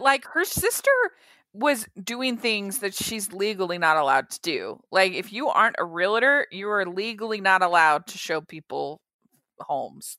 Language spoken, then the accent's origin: English; Maryland, United States; moved away; also born or lived in Utah; I grew up in Maryland